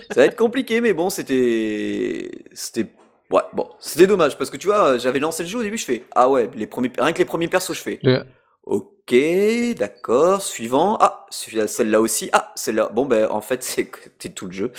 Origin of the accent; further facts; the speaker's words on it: France; chez nous en France